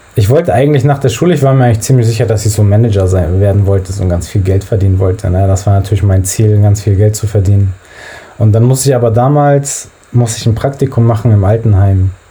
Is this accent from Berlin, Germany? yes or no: no; Hamburg, Germany; ich bin in Hamburg-Billstedt aufgewachsen